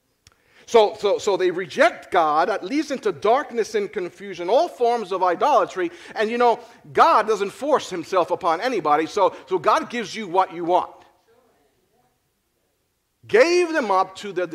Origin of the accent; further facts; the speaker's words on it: Philadelphia, Pennsylvania, United States; I am from Philly.